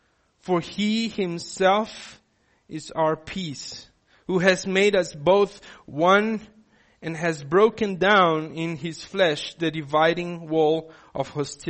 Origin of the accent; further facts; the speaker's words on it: Brazil; now in South Africa; I didn't grow up in South Africa. I come from Brazil. When I come here and I need to tick boxes, I'm considered an other.